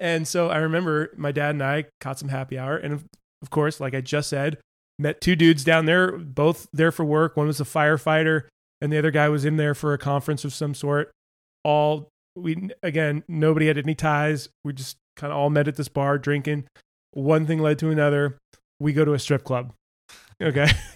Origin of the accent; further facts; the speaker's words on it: Topanga, California, United States; I grew up in Topanga Canyon